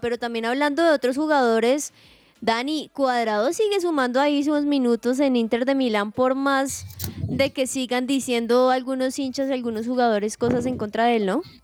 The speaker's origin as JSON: {"language": "Spanish", "country": "Colombia", "said": "uno como colombiano"}